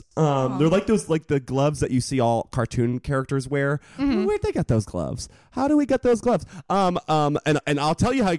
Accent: Connecticut, United States; as a Northeasterner, I'm from Connecticut.

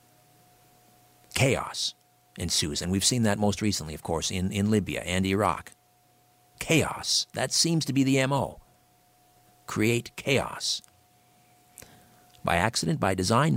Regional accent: Canada; I'm a Canadian

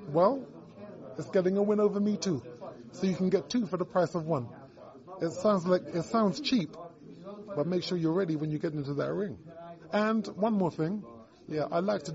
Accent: Brighton, South East England, United Kingdom; his and my hometown

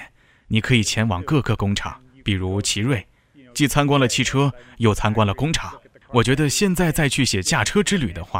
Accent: Missouri, United States; 我一直喜欢开车。我在美国的密苏里州长大。实际上，在密苏里，每个人从小就会开车。

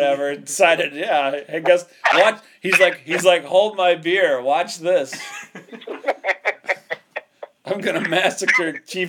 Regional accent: Canada; I'm Canadian.

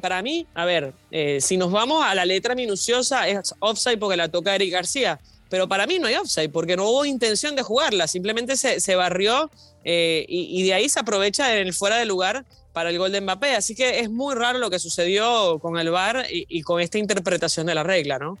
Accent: Venezuela; Yo como venezolana

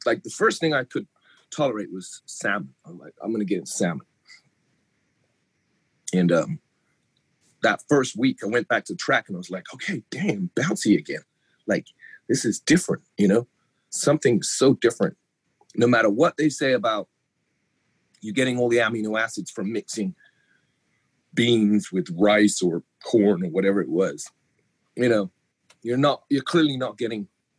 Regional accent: England, United Kingdom; now in United States; coming from England, we don't have the collegiate system the way you do over here. I mean, if my accent goes in and out of England, it's because I've been in America 20 years, but born in England.

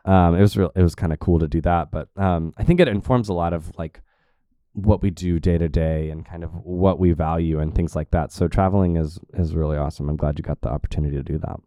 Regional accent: Tulsa, Oklahoma, United States; I grew up here

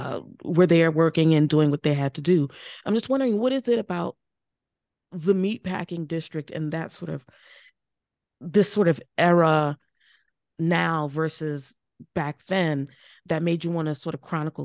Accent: New York, United States; I grew up here in New York

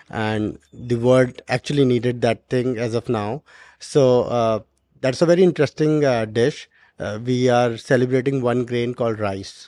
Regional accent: Garhwal region of Uttarakhand, India; moved away; from my hometown

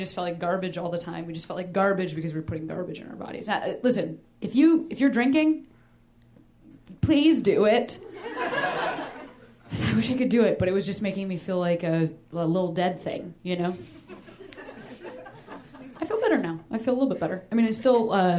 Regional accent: Boston, Massachusetts, United States; Pretty fresh. I'm a Bostonian.

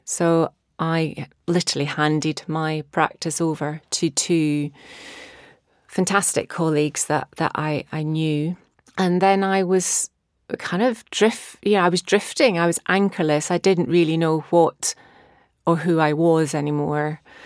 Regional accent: Scotland, United Kingdom; now in Brighton, United Kingdom; growing up in Scotland

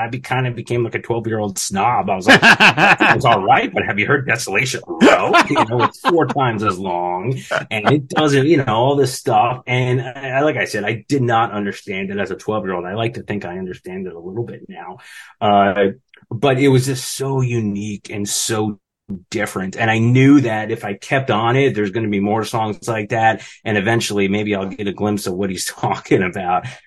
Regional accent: New Jersey, United States; a normal kid kind of growing up in Jersey

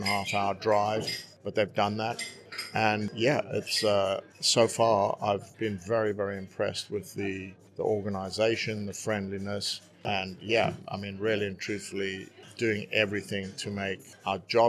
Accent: South Africa; also born or lived in United States; now in United Kingdom; I grew up in South Africa

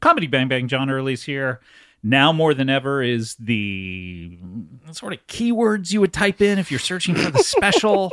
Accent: Orange County, California, United States; Orange County, California

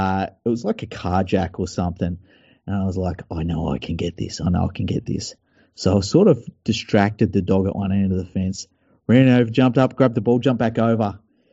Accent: Mount Druitt, New South Wales, Australia; Yeah, I grew up in Mount Druitt where, you know, you jump over the fence, you might be torn apart by dogs.

